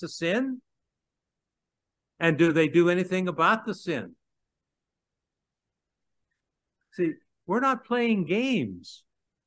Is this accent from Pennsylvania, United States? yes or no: yes; Pittsburgh, Pennsylvania, United States; moved away as an adult; I came back to my hometown of Pittsburgh